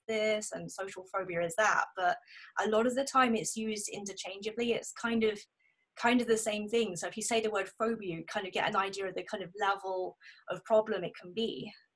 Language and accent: English; South of England, United Kingdom; moved away as an adult; also born or lived in the Midlands; I grew up in the south of England, and then I moved up to the Midlands, and just came back three years ago, back to my hometown